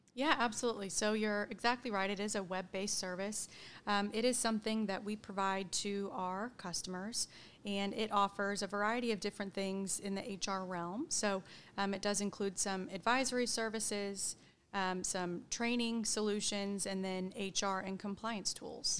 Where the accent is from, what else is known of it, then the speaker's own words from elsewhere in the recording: Edmond, Oklahoma, United States; also born or lived in Stillwater, Oklahoma; I grew up in Edmond, Oklahoma. Um, been there my whole life